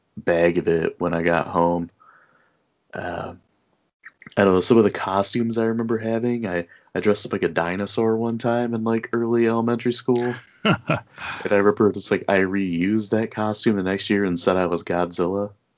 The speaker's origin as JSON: {"language": "English", "area": "the Thumb", "region": "Michigan", "country": "United States", "tie": "born or raised there", "said": "I grew up in the Thumb, so there's a lot of little small towns"}